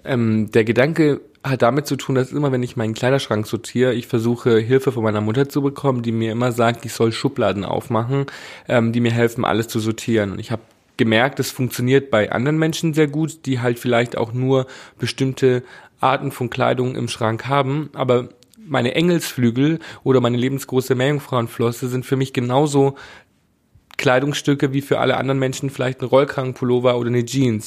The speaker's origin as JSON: {"language": "German", "town": "Bad Reichenhall", "region": "Bavaria", "country": "Germany", "tie": "born or raised there", "said": "Ich komme aus Bad Reichenhall"}